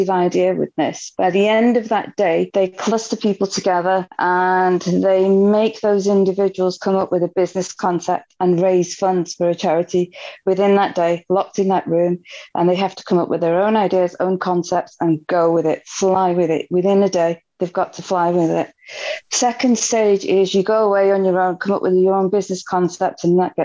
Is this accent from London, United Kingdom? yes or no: no; Manchester, North West England, United Kingdom; I'm from Manchester, England.